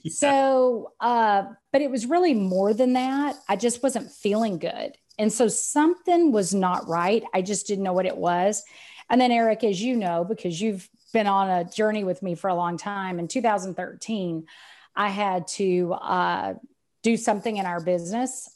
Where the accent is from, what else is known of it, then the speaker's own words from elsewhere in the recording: Texas, United States; accent: Texan; I'm Texan, as you can tell by the accent